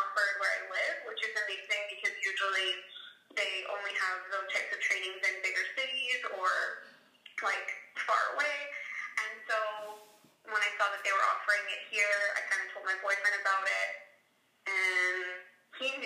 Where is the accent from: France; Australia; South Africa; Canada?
Canada; Winnipeg, Manitoba; now in High River, Canada; I live in High River, Alberta, but I'm originally from Winnipeg.